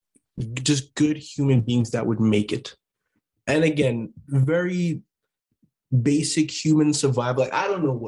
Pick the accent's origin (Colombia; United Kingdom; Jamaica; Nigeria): Jamaica; Kingston; moved away; Tosh and I are both from Jamaica, both from Kingston. You know, our parents came here